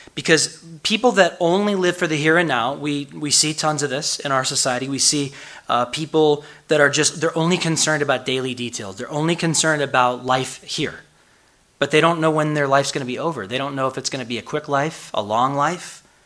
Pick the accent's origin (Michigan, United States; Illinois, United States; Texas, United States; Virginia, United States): Illinois, United States; Chicago; moved away; I'm from Chicago, the windy city